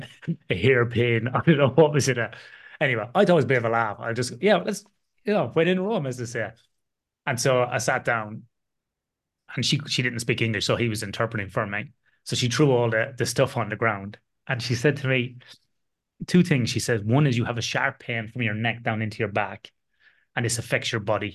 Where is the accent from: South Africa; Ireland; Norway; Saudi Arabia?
Ireland; the middle of Ireland, Midlands; my hometown in the middle of Ireland